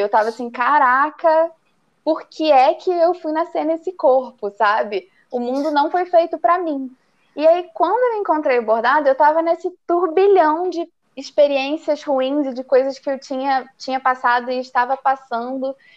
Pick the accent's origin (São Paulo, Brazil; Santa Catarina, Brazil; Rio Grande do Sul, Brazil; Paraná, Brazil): Paraná, Brazil; interior of; moved away as an adult; also born or lived in Rio de Janeiro; now in Tibagi, Brazil; sou do interior do Paraná, mas o meu coração é carioca. Morei no Rio é, durante nove anos